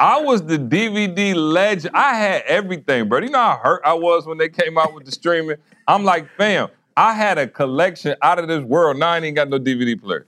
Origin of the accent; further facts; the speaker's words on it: Lansing, Michigan, United States; I'm from Lansing